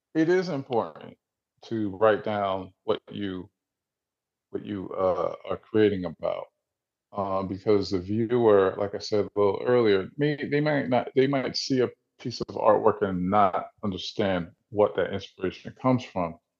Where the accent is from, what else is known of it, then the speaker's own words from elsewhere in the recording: New Jersey, United States; now in Atlanta, United States; I grew up in Jersey, I'm originally from Jersey. I live in Atlanta